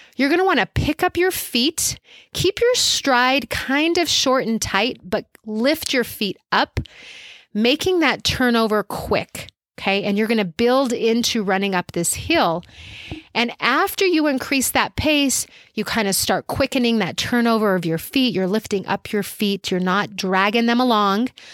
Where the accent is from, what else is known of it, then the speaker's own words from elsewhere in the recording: Albuquerque, New Mexico, United States; I live in Albuquerque, New Mexico